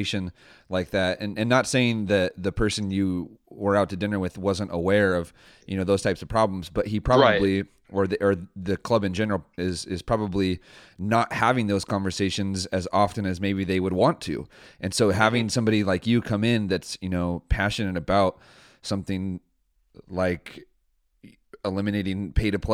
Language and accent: English; San Luis Obispo, California, United States; I'm from San Luis Obispo